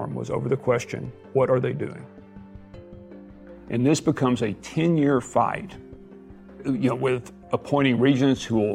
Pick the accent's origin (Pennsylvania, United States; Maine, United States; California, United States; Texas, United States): Texas, United States; Abilene; He was somebody I knew from my hometown